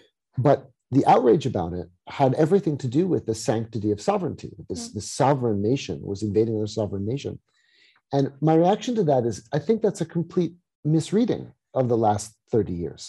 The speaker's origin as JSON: {"language": "English", "country": "United States", "moved": "yes", "lives_now": "Netherlands", "said": "I'm speaking from the vantage of Europe, even though I'm American"}